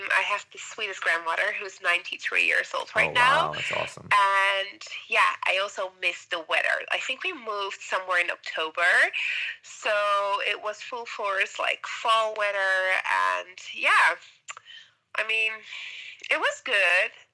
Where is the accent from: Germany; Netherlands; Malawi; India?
Netherlands; Amsterdam, North Holland; moved away as an adult; also born or lived in Suriname / California, United States; now in Montreal, Canada; the age of six till 30 um, in the Netherlands.